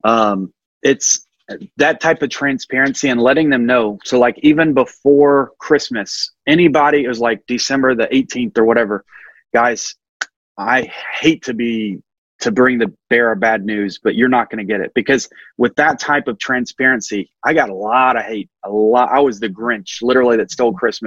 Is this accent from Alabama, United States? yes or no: yes; Alabama, United States; I'm just a normal guy from Alabama